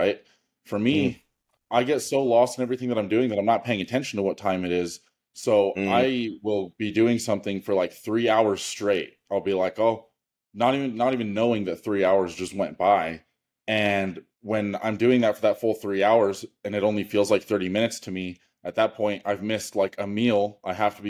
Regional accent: Wyoming, United States; I'm from Wyoming

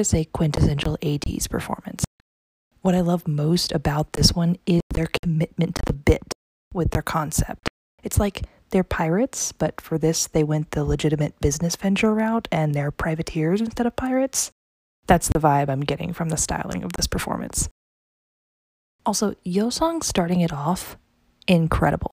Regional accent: the South, United States; as a Southerner myself

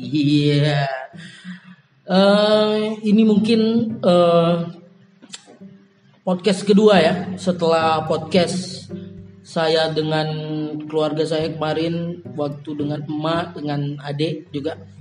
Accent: Teluk Pinang, Riau, Indonesia; also born or lived in Guntung; saya SD di Teluk Pinang. Lahir di Teluk Pinang. SD itu dari kelas 1 sampai kelas 3 di Teluk Pinang. Hmm. Terus kelas 3 sampai kelas 6 pindah ke Guntung.

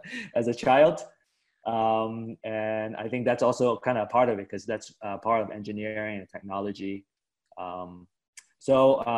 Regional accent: West Coast, United States; I grew up on the West Coast.

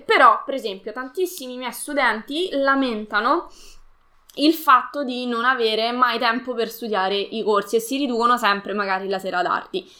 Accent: Latina, Lazio, Italy; Io sono di Latina, al sud di Roma

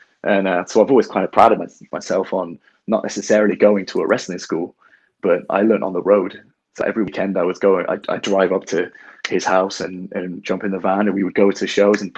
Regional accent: Bath, South West England, United Kingdom; also born or lived in Bristol; I'm from Bath, which is way down south, and we don't have a lot of wrestling go on there at all

